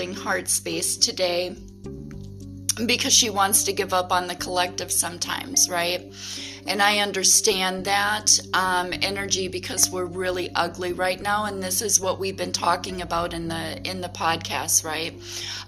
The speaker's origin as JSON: {"language": "English", "region": "Wisconsin", "country": "United States", "tie": "born or raised there", "said": "in my hometown"}